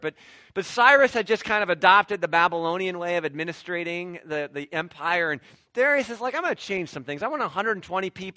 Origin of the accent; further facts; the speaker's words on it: Ohio, United States; I grew up in Midwest suburban Ohio